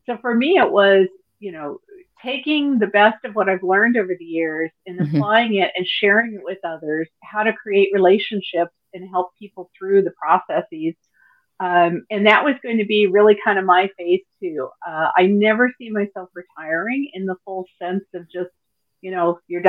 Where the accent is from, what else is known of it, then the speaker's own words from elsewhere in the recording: Midwest, United States; now in Phoenix, United States; born and raised in the Midwest, have lived all over the U.S.